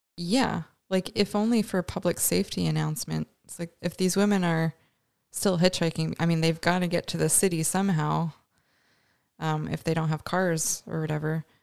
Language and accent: English; Canada; we're both Canadian